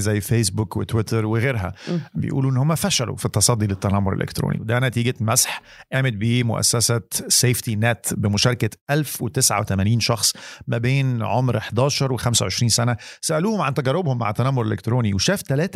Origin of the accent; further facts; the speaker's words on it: Egypt; انا طبعا بتكلم كمصري مش كعرب عموما احنا مصريين